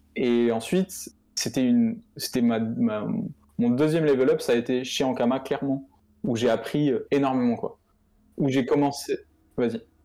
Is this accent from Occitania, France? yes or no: yes; Montpellier, Occitania, France; moved away as an adult; also born or lived in Lille; je suis de Montpellier, je suis parti vivre à, à Lille